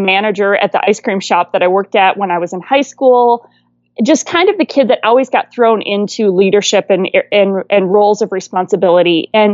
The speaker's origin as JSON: {"language": "English", "region": "Wisconsin", "country": "United States", "tie": "born or raised there", "also_born_or_lived": "California", "moved": "yes", "said": "I was born and raised in Wisconsin and swore I'd never move back"}